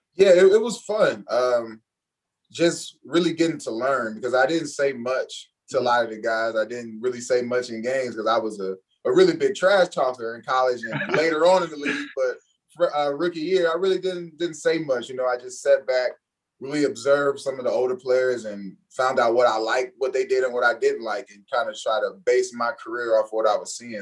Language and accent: English; Cincinnati, Ohio, United States; moved away as an adult; I'm from Cincinnati, Ohio. Went to Northwest High School